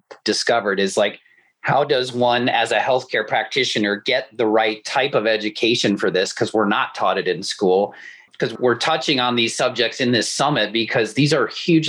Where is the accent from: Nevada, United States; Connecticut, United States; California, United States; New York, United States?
Connecticut, United States; now in North Carolina, United States; opening a new medical dispensary in Connecticut, my hometown